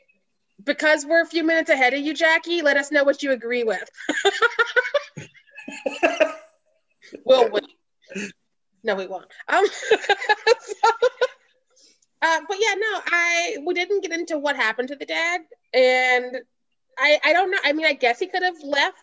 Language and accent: English; Missouri, United States; I'm from Missouri